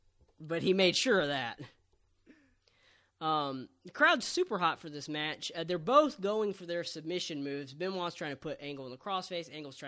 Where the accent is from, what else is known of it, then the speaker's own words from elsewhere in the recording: the South, United States; I'm from the South, and I don't, you know, want to be the kind of person who's like, oh, the South gets discriminated against.